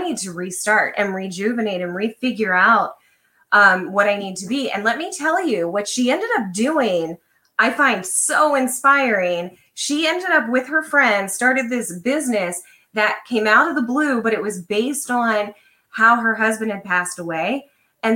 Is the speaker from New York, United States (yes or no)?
no; Lancaster, Pennsylvania, United States; I grew up in Lancaster, Pennsylvania, which is very conservative